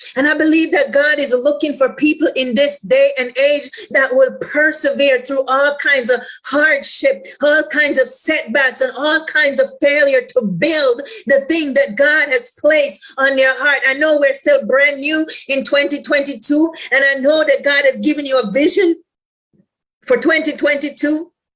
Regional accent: Jamaica; I'm from the islands, I'm Jamaican, right?

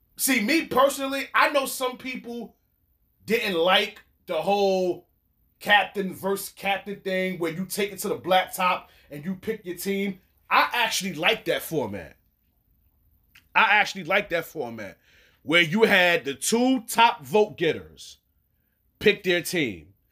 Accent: New York City, New York, United States; that just happens to be the city that I represent, and that's the N Y C

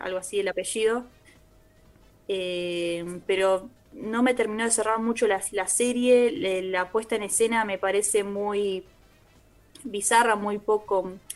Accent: Argentina; nosotros como argentinos

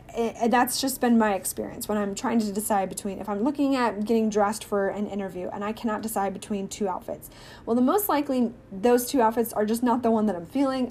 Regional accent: Missouri, United States; born or raised there; now in Texas, United States

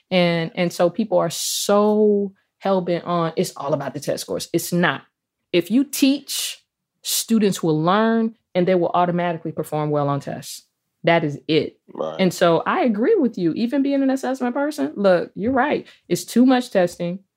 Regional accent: Jamaica; yeah, I'm Jamaican.

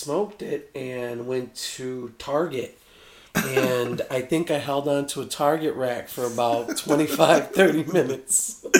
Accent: Chicago, Illinois, United States; moved away as an adult; now in Las Vegas, United States; I'm from Chicago, Illinois, originally the south side of Chicago. I moved here about 3 years ago

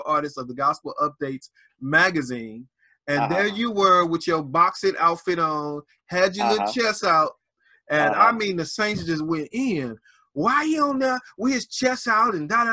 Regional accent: the South, United States; I'm from the South

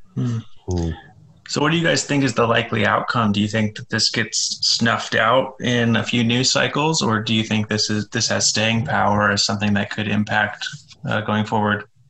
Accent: United States; what I'm most familiar with growing up here.

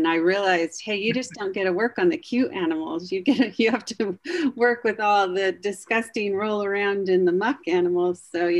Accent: Ogden, Utah, United States; Yeah, I am born and raised in Ogden. My mother was too.

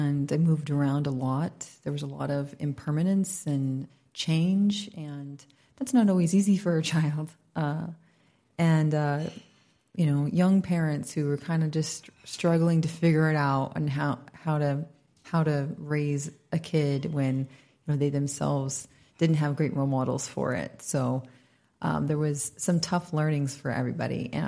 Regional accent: United States; moved away as an adult; now in Bali, Indonesia; I'm an American, but I've been here for about almost 7 years

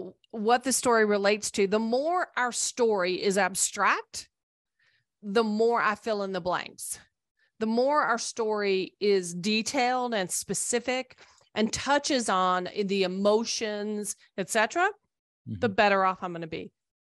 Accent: Tachikawa, Tokyo, Japan; born there; Well, I was born a United States Air Force brat, so I was born in Tachikawa, Japan. I've lived in many places, traveled a lot.

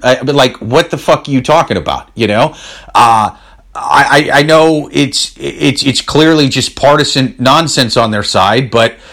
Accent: Iowa, United States; I'm from Iowa. That's the Midwest.

